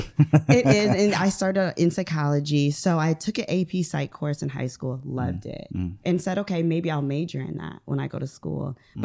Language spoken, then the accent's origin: English; Ohio, United States; moved away as an adult; I am from Ohio, Northern Ohio, right. Lake Erie.